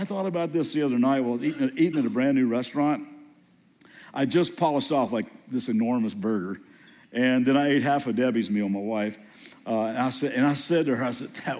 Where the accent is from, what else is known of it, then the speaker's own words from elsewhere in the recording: Kentucky, United States; moved away as an adult; also born or lived in Southern California; just moved back to Kentucky and grew up here in Kentucky